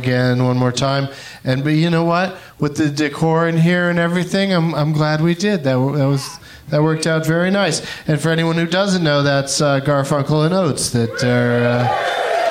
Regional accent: California, United States; I'm from California

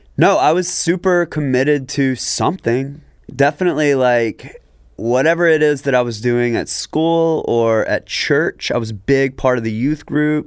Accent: Jackson, Mississippi, United States; public school in Jackson, Mississippi, right? So we are from a history.

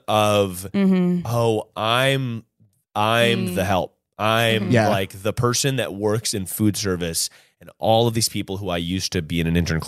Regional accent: North Carolina, United States; moved away; we're two boys from North Carolina.

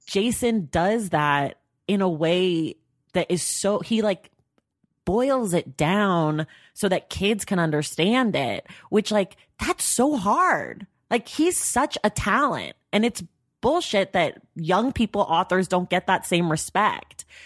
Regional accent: Oakland, California, United States; I'm from Oakland, so I've been a Warriors fan my whole life

